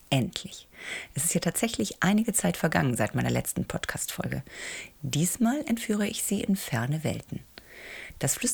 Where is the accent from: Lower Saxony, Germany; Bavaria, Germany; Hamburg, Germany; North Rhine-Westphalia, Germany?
Hamburg, Germany; Doch beginnen möchte ich mit einem wirklich unterhaltsamen Krimi, der mich als Hamburgerin allerdings nicht in eine ganz so ferne Welt entführt, nämlich nur ins Grindelviertel.